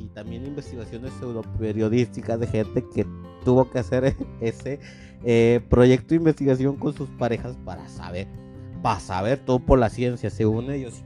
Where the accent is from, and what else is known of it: Mexico